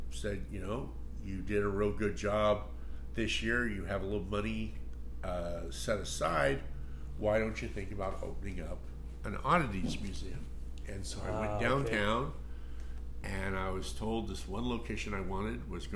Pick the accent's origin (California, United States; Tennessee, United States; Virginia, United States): California, United States; Bakersfield; I was born in Bakersfield.